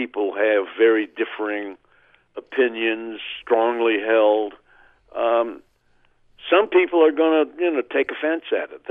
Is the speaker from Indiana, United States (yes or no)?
no; Oklahoma, United States; my hometown in Oklahoma